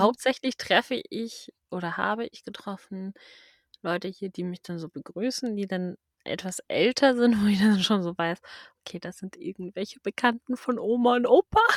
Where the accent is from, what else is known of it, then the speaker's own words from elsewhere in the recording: Schleswig-Holstein, Germany; also born or lived in Lower Saxony; ich bin ja gar nicht in Schleswig-Holstein geboren